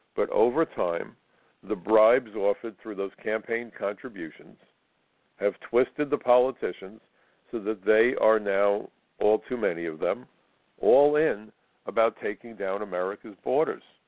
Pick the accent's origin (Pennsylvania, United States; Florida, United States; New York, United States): New York, United States; as an American, as a New Yorker, as a retired agent